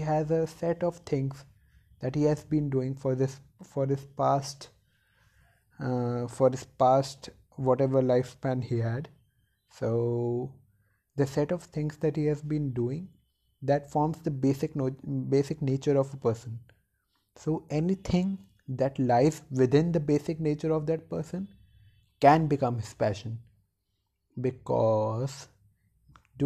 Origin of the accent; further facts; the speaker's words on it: India; In India, if you and from a middle class family, you have to be highly competitive in order to survive